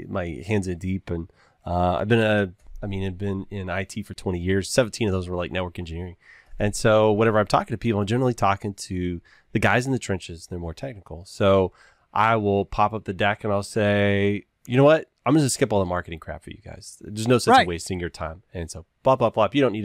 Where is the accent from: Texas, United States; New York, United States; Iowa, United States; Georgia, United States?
Texas, United States; I'm from the South. I grew up in Texas